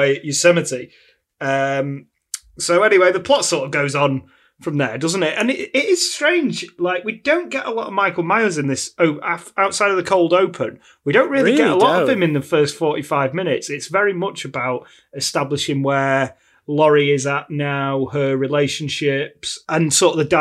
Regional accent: United Kingdom; me and you, we're British

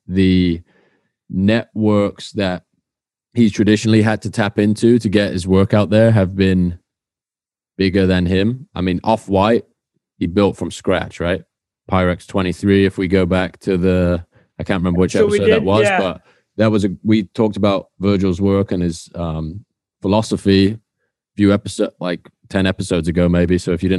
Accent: Swindon, South West England, United Kingdom

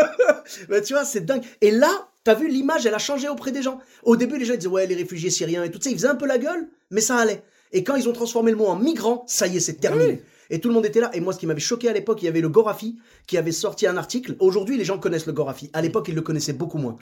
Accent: Morocco; nous, au Maroc, on a un peu la même chose, tu vois. Moi, je parle marocain.

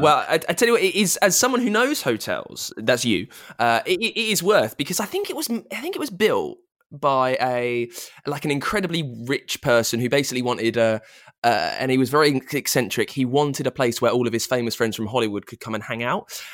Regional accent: United Kingdom; I'm a Brit

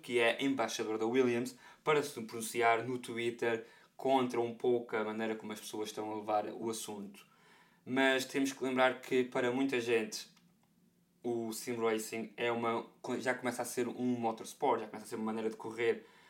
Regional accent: Portugal; comunidade portuguesa, não é? De onde eu venho

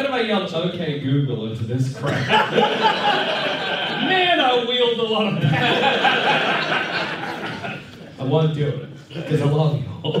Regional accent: Tottenham, London, United Kingdom; I'm from Tottenham.

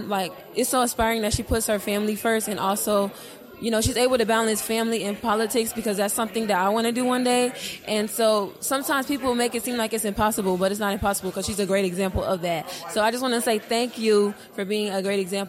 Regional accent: Orlando, Florida, United States; I'm from Orlando, Florida

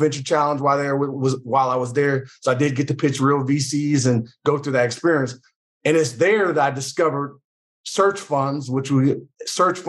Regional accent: Charlotte, North Carolina, United States; moved away as an adult; So I'm originally from Charlotte, North Carolina, grew up in a single parent household

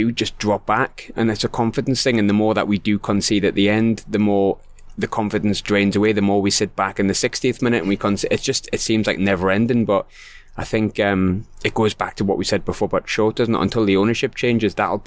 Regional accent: Glasgow, Scotland, United Kingdom; I come from Glasgow

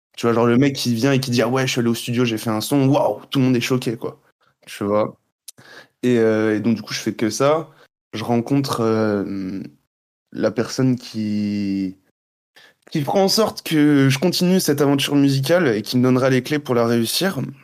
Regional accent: Guadeloupe; moved away as an adult; also born or lived in Montreal; je suis né là-bas. J'ai vécu toute ma vie là-bas

